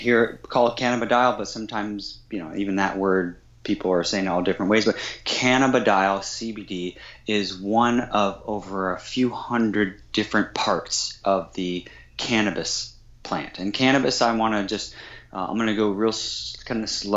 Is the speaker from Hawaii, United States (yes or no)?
no; Kansas, United States; growing up in Kansas on a 40-acre farm in Kansas